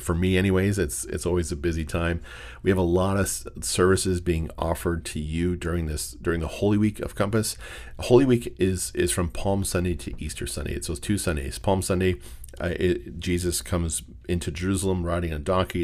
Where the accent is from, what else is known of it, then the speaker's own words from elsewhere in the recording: Windsor, Ontario, Canada; I'm from the Windsor area.